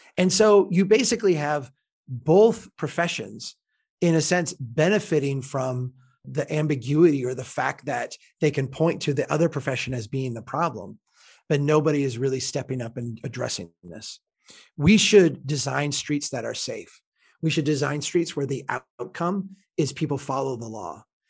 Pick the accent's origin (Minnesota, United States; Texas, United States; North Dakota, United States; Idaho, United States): Minnesota, United States; as a Minnesotan